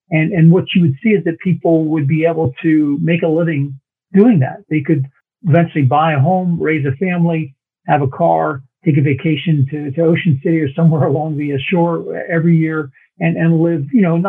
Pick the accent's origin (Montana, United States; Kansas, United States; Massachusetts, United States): Kansas, United States; Fort Leavenworth; born there; Yeah, well, I was born in Fort Leavenworth, Kansas.